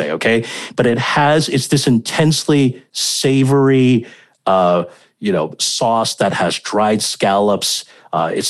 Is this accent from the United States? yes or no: no; Hong Kong; if I were in Beijing and I told you about the food that I grew up eating in Hong Kong